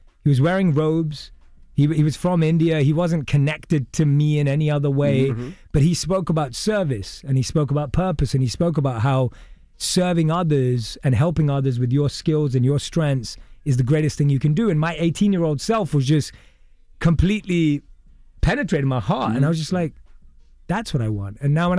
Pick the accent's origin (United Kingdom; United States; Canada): United Kingdom; London; But I was born and raised in London, and I would go in my teens to go and hear from people who'd gone from nothing to something.